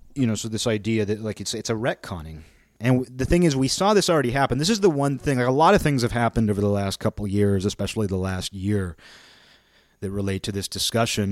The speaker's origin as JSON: {"language": "English", "area": "near Seattle", "region": "Washington", "country": "United States", "tie": "born or raised there", "also_born_or_lived": "Olympia, Washington", "said": "I live in Olympia, Washington. I grew up near Seattle."}